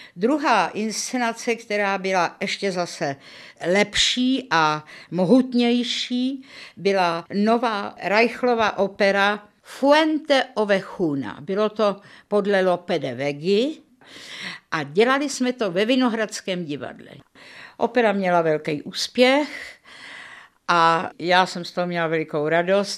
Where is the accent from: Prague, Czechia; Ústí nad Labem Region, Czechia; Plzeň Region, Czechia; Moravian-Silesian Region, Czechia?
Prague, Czechia; Narodila jsem se v červnu 1936 v Praze